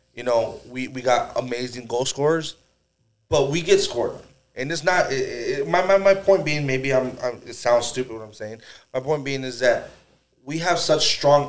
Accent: United States; Growing up in the United States

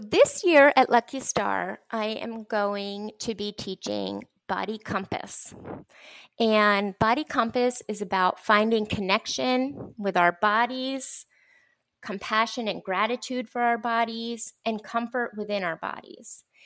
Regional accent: Lancaster, Pennsylvania, United States; moved away as an adult; also born or lived in Minneapolis / Boston / Atlanta; now in Dallas, United States; I was born and raised in Lancaster, Pennsylvania

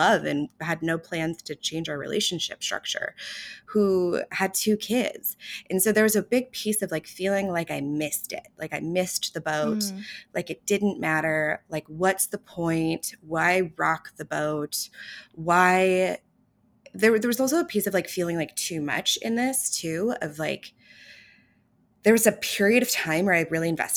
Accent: Houston, Texas, United States; I grew up in Texas, in Houston, in the Bible Belt

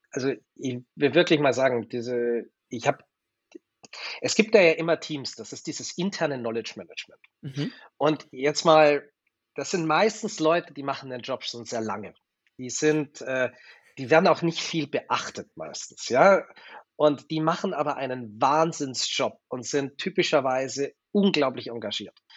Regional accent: Germany; Ich war halt ein Deutscher, der in Wien war.

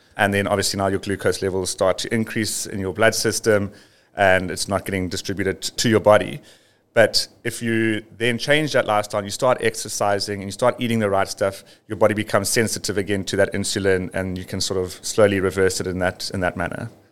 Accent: South Africa; living and growing up near the Drakensberg

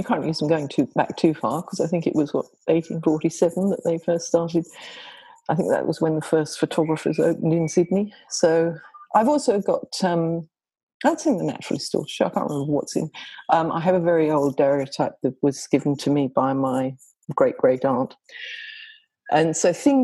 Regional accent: England, United Kingdom; moved away as an adult; now in Australia; I'm English. And so some of that story takes place in England and in Cornwall. But I spent the first 20 plus years of my life there

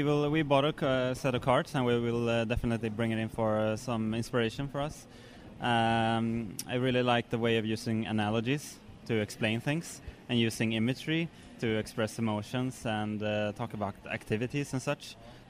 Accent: Stockholm, Stockholm County, Sweden; I'm from Sweden, in Stockholm.

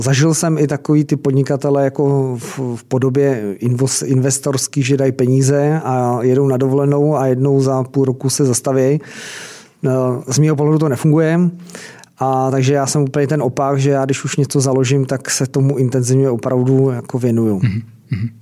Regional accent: Czechia; jsme Češi

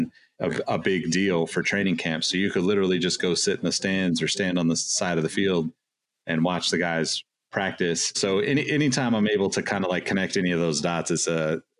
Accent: Sacramento, California, United States; We're both from Sacramento

